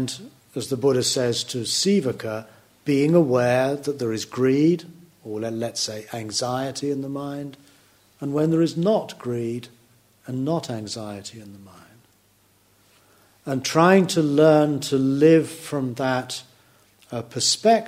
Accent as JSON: {"language": "English", "country": "United Kingdom", "said": "I can never stop being British"}